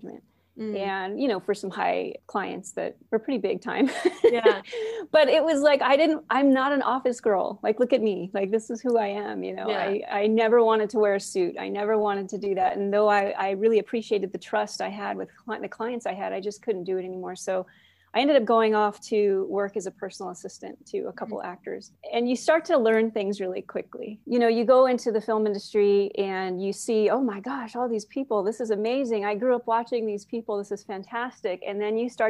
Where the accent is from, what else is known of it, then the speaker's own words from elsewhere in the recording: Oxnard, California, United States; also born or lived in Port Hueneme, California; I grew up in Oxnard, Southside Oxnard